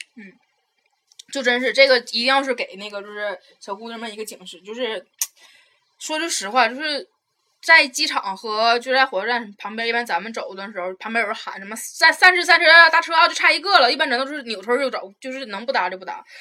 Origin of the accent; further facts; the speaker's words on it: Taiwan; moved away; 我是从台湾过来的